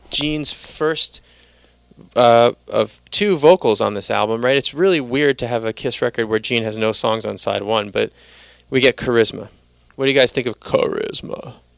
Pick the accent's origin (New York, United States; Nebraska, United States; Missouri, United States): New York, United States; New York City; I'm from the Bronx